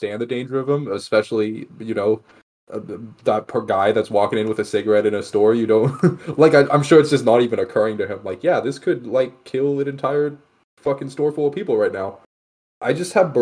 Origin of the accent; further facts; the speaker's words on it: Texas, United States; I'm from Texas